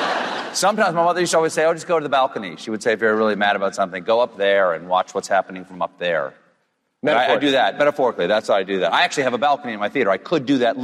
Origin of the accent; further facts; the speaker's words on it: South Carolina, United States; moved away; I grew up in South Carolina.